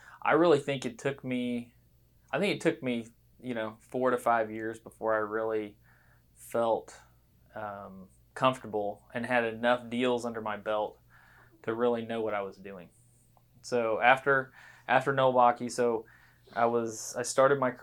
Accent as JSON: {"language": "English", "region": "Georgia", "country": "United States", "tie": "born or raised there", "also_born_or_lived": "North Carolina / San Antonio, Texas", "moved": "as an adult", "said": "I grew up in Georgia"}